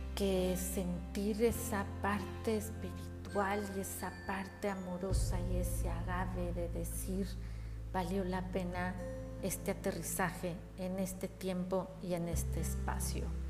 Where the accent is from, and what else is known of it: Mexico